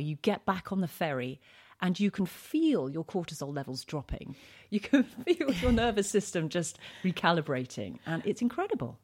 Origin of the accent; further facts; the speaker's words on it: London, United Kingdom; moved away as an adult; now in Isle of Wight, United Kingdom; I'm originally from East London.